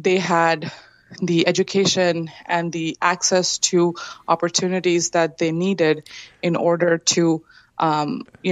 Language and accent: English; Kolkata, West Bengal, India; moved away as an adult; also born or lived in Illinois; my hometown of Kolkata, India